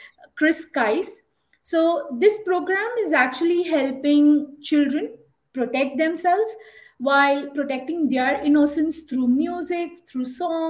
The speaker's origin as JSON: {"language": "English", "country": "India", "said": "I am from India, one of the most colorful and cultural country, and I am based in Bangalore"}